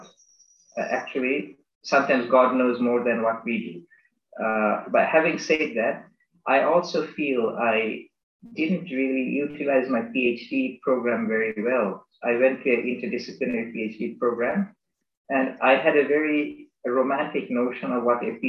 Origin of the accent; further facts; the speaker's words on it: Bangladesh; moved away as an adult; also born or lived in United States; I am from Bangladesh. I am a Bangladeshi citizen. Although I grew up there until I was 18